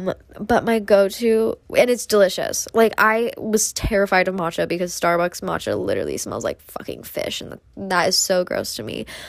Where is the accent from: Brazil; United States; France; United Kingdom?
United States; Midwest; don't have any of those fun, fancy little matcha places like they do in LA and New York, because I'm from the Midwest.